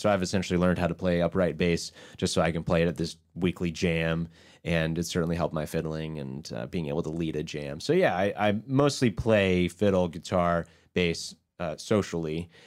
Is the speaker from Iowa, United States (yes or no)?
no; Baltimore, Maryland, United States; also born or lived in Ithaca, New York; we're from Baltimore